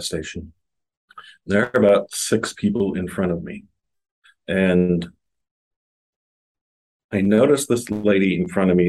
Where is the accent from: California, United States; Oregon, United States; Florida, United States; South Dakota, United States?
South Dakota, United States; Sioux Falls; also born or lived in Wahpeton, North Dakota; I moved from Wahpeton, North Dakota, small town, south of Fargo, about 50 miles to Sioux Falls in the middle of seventh grade.